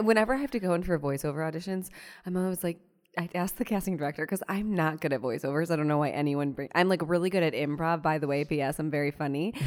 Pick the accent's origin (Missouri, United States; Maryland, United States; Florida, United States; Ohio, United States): Ohio, United States; Cleveland; now in New York, United States; I grew up in Ohio, so not necessarily the South